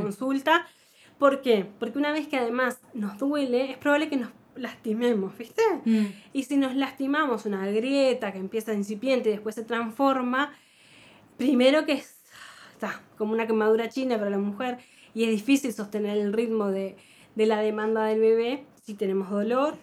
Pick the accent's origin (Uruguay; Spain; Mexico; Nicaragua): Uruguay; Montevideo; si nacimos en Montevideo en los, 70, en los 80